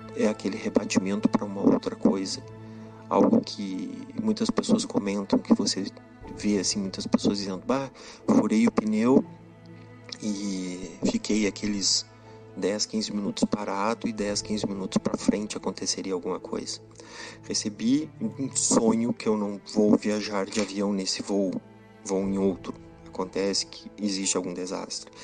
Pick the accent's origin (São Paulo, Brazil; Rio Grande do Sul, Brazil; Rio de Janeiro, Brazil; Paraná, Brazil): Rio Grande do Sul, Brazil; Santana do Livramento; Sou gaúcho, nascido em Santana do Livramento, na divisa com o Uruguai, com Rivera